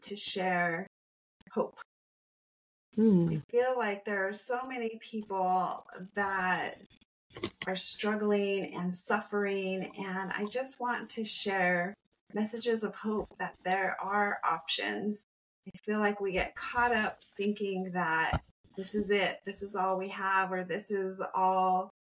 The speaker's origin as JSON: {"language": "English", "region": "New Mexico", "country": "United States", "moved": "as an adult", "said": "I am originally from New Mexico. So I went from the desert to a tropical island"}